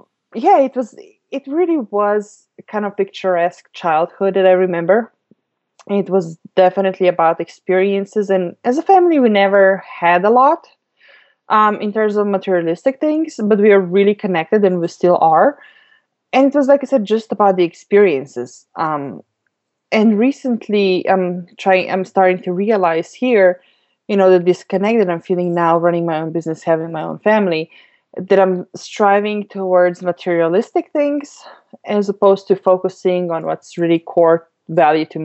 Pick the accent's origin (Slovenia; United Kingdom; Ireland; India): Slovenia; moved away; I grew up in Europe, in Slovenia, which is a teeny tiny country